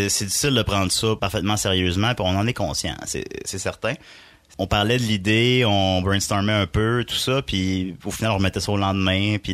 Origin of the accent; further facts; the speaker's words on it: Portneuf, Quebec, Canada; Moi, je viens